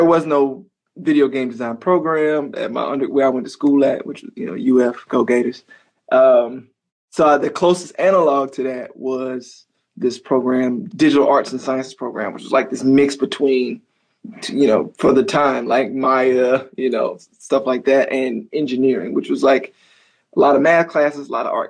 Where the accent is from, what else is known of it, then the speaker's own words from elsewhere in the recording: Tuskegee and Montgomery, Alabama, United States; moved away; I was kind of raised in Tuskegee and Montgomery, you know. First Tuskegee, then Montgomery